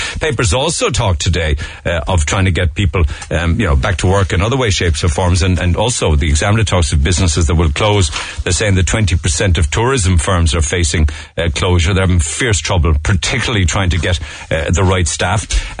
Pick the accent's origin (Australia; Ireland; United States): Ireland; And we should be very proud as Irish people people